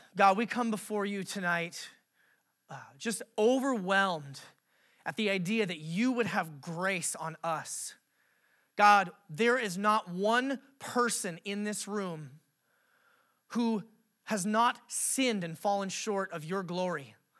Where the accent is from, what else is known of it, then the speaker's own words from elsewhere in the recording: Alaska, United States; I grew up in Alaska